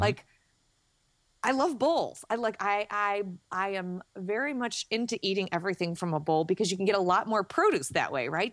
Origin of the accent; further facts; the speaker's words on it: Chicago, Illinois, United States; I'm a Chicagoan